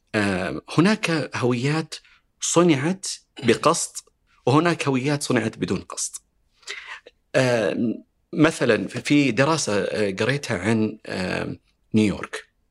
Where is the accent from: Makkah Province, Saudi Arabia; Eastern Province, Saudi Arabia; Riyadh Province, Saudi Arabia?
Riyadh Province, Saudi Arabia; Riyadh; انا ربيت هنا في الرياض